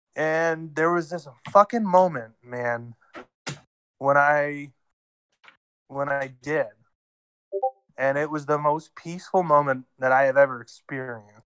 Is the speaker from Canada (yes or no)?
yes; Ontario, Canada; now in Alberta, Canada; I'm out in Alberta right now, but I grew up in Ontario